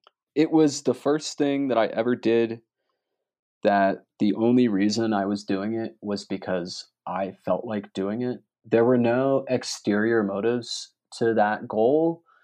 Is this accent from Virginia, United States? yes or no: no; Maryland, United States; Growing up in Maryland on the East Coast, if you were getting involved in outdoor things, hiking, riding, you know, anything like that, the Appalachian Mountains were where you went